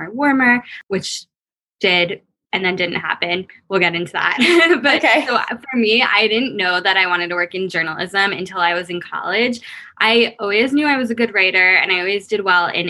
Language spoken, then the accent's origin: English; Long Island, New York, United States; also born or lived in Boston; now in New York City, United States; I'm originally from Long Island, but I'm now living in New York City. So I've kind of always been a New Yorker